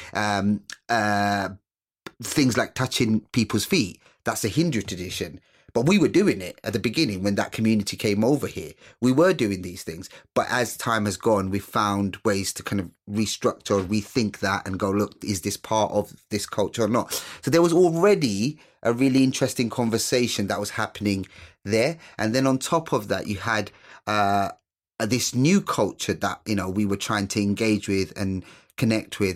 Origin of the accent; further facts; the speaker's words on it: London, United Kingdom; also born or lived in Sylhet, Bangladesh; I was brought up in East London, um, uh, Newham